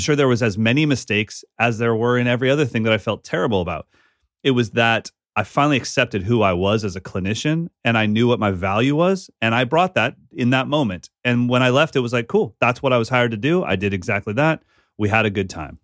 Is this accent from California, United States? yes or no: yes; Sacramento, California, United States; growing up in Sacramento with Abe Cunningham